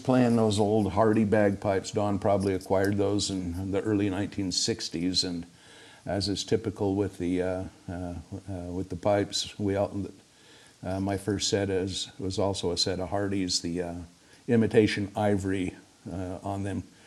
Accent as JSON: {"language": "English", "town": "Springville", "region": "Utah", "country": "United States", "tie": "born or raised there", "said": "Springville's my hometown, and uh, I spent a few years away and then came back"}